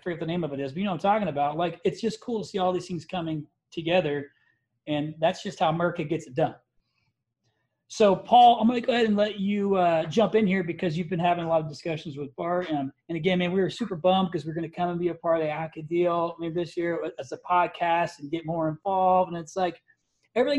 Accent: Indiana, United States; I'm a Midwesterner. I'm from Indiana

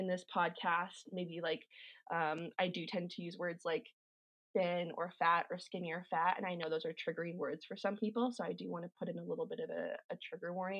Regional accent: Calgary, Alberta, Canada; I was born and raised in Calgary. I've never lived anywhere else

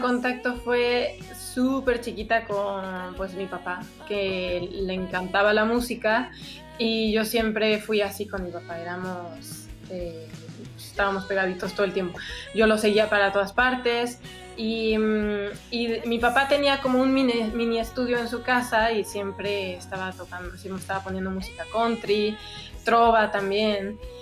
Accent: Mexico; moved away as an adult; also born or lived in Mexico City; cuando me regresé a vivir a, México, me fui a la Ciudad de México

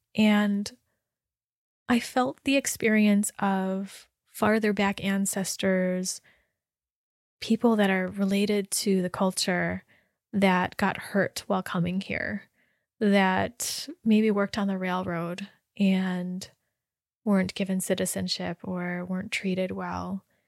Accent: United States; my ethnicity and my experience as Chinese American

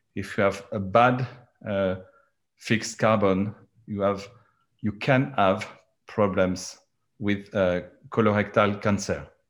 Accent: France; accent: French; English is a second language; my accent because I I am French

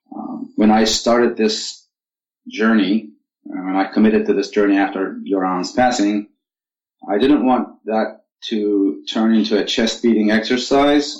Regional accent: Turkey; moved away as an adult; also born or lived in Cyprus / Washington D.C., United States / Seattle, United States; now in Gig Harbor, United States; I was born in Cyprus, raised in Turkey. I came to United States in 1986 for graduate studies

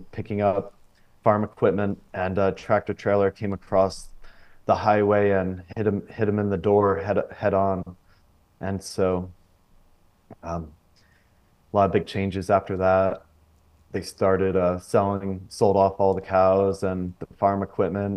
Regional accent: Pennsylvania, United States; moved away as an adult; also born or lived in Florida; I grew up in Pennsylvania, actually on a dairy farm, and lived there till I was 18

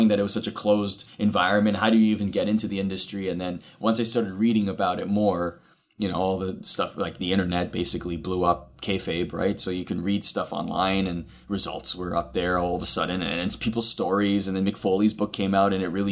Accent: Canada; growing up in Canada, those are the hockey broadcasters in Canada that I would watch

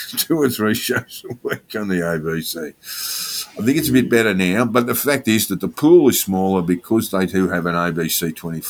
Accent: Victoria, Australia; moved away as an adult; now in Sydney, Australia; I'm from Victoria

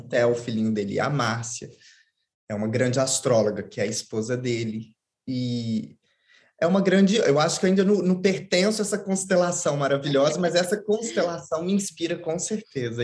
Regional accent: Belo Horizonte, Minas Gerais, Brazil; eu sou de Belo Horizonte, uma cidade grande de 4 milhões de habitantes

